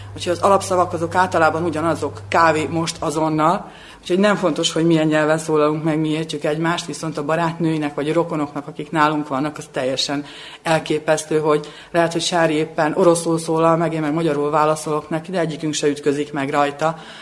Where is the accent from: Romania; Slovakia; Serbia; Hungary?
Serbia; Subotica, Vojvodina; moved away as an adult; now in Belgrade, Serbia; szülővárosomhoz, Szabadkához